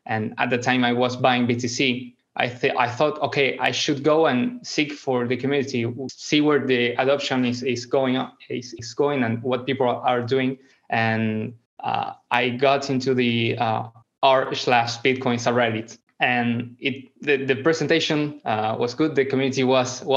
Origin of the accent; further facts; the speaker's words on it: Argentina; I am from Argentina, I'm not a very rich country